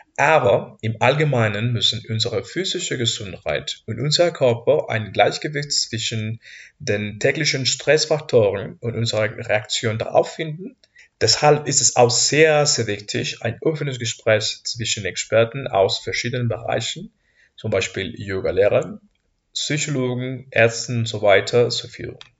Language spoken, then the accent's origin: German; Mexico; German is a second language; moved away as an adult; now in Heidelberg, Germany; ich komme aus Mexiko